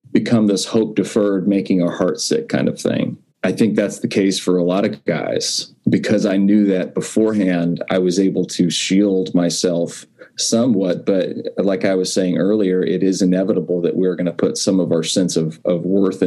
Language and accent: English; Corpus Christi, Texas, United States; I grew up in Corpus Christi